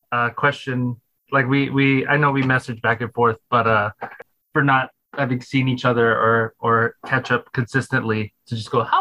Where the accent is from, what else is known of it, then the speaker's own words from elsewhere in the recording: Phoenix, Arizona, United States; I was born in Phoenix, Arizona.